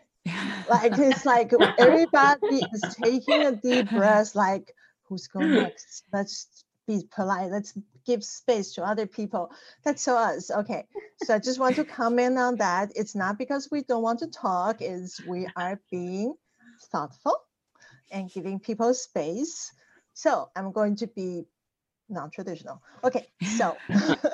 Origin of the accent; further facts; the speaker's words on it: Taiwan; moved away as an adult; now in United States; I am an immigrant from Taiwan. I came here to the United States